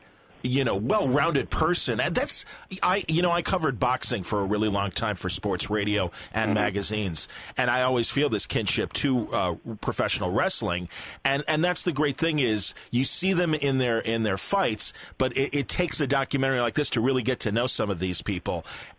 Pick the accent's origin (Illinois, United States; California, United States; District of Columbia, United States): Illinois, United States; Chicago; I'm from Chicago